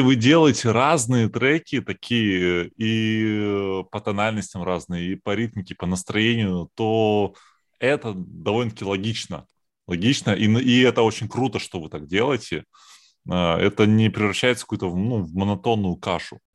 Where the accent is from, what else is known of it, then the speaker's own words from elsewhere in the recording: Saint Petersburg, Russia; мы люди из Петербурга